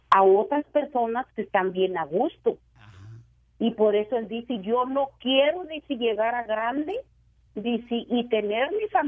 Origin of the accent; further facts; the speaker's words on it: La Piedad, Michoacán, Mexico; Somos de la Piedad, Michoacán.